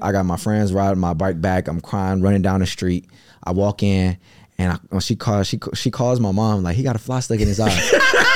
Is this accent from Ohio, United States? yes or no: yes; Cleveland, Ohio, United States; I come from Cleveland